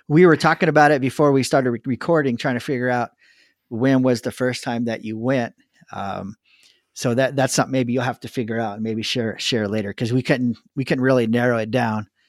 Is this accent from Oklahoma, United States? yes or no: no; Southern California, United States; I grew up in Southern California